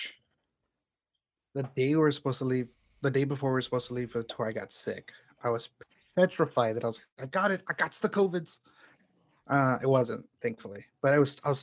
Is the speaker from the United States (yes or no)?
yes; Houston, Texas, United States; moved away as an adult; also born or lived in Chicago; now in Houston, United States; Houston is where I grew up. It's my hometown technically, but I definitely see Chicago as home